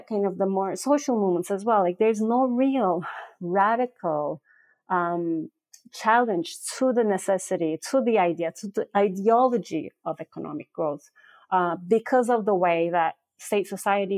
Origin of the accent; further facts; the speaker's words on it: Turkey; I'm from Turkey.